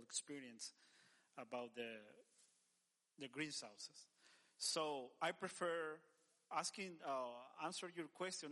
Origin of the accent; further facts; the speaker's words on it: El Salvador; moved away; I'm from El Salvador